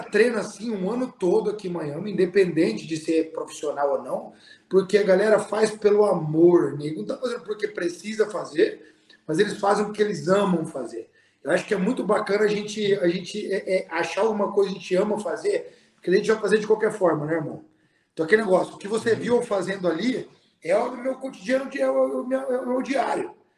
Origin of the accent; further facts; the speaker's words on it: Bonito, Mato Grosso do Sul, Brazil; moved away as an adult; now in United States; a minha essência é pantaneira, a minha essência é da minha terra